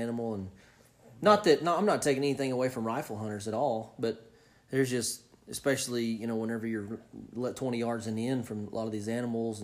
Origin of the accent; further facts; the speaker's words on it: Oklahoma, United States; I'm coming from Oklahoma